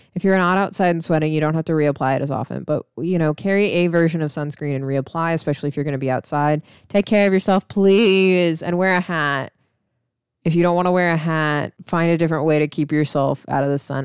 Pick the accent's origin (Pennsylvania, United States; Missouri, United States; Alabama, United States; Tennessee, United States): Missouri, United States; also born or lived in Illinois / Atlanta, Georgia; now in Texas, United States; I'm from Missouri, and I grew up in Illinois and Missouri